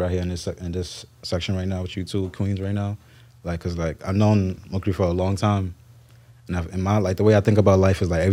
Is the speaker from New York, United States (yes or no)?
yes; New York City, New York, United States; Nigerian background, born and raised in Brooklyn, New York